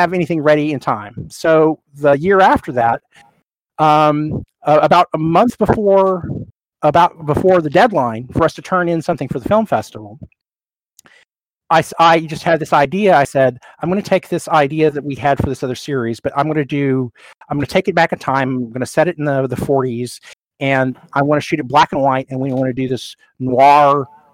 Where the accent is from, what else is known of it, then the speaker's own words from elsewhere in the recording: Oklahoma City, Oklahoma, United States; also born or lived in Eugene; now in San Diego, United States; we growing up in Oklahoma City